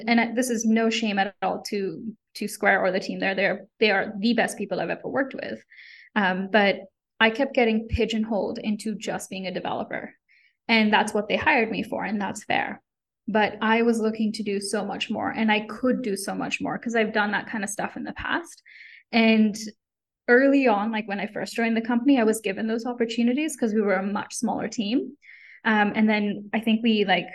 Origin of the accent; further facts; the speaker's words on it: Kenya; moved away; I was born and grew up in Kenya